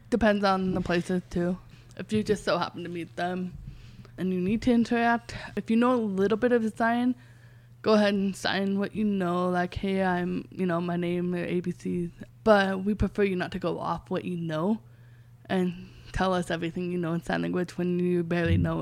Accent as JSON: {"language": "English", "region": "England", "country": "United Kingdom", "said": "I was telling them I'm from England."}